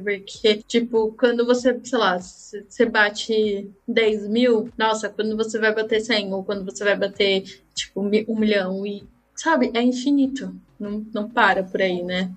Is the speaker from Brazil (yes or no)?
yes; Brazil